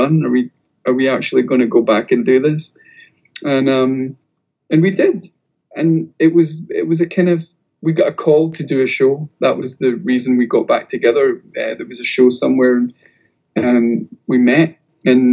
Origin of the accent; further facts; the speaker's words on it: Scotland, United Kingdom; We're also Scottish